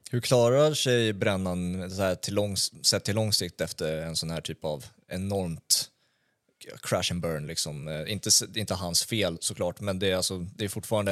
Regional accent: Stockholm, Stockholm County, Sweden; jag kommer från Brommaområdet

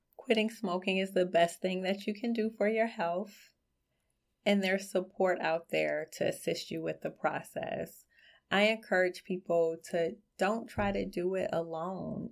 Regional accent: Detroit, Michigan, United States; I grew up in Southwest Detroit, um, a very small, close-knit community

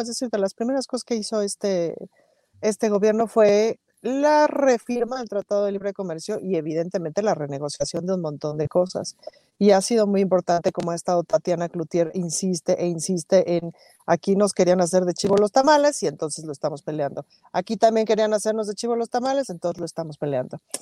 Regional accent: Mexico

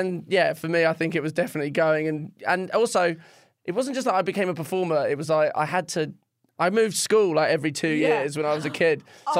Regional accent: China; also born or lived in Shanghai; I grew up in China, I moved to Shanghai

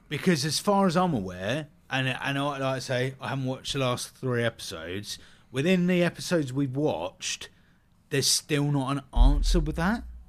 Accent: United Kingdom; we're both British, so we're getting that kind of British humour

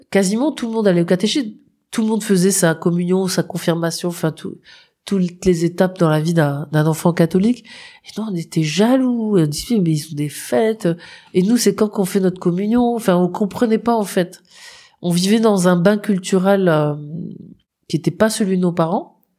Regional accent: Moselle, Grand Est, France; comme je viens de Moselle

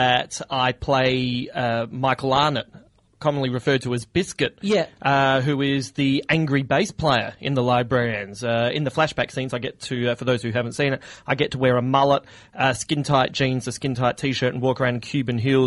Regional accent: Adelaide, South Australia, Australia; moved away; I'm originally from Adelaide

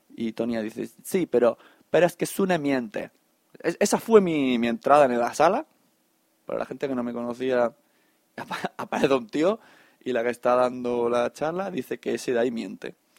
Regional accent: Catalonia, Spain; Aquí, hay como buenos catalanes

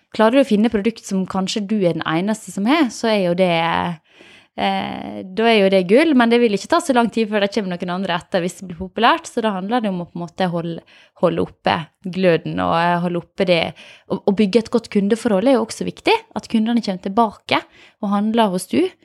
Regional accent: Åmli, Agder, Norway; jeg er fra Åmli

